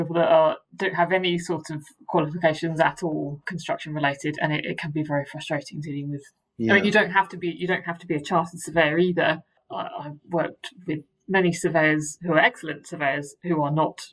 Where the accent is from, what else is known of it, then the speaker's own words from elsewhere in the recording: Maidenhead, South East England, United Kingdom; also born or lived in Reading; So I'm from Berkshire originally. I went to school in Reading. I grew up in the Windsor-Maidenhead area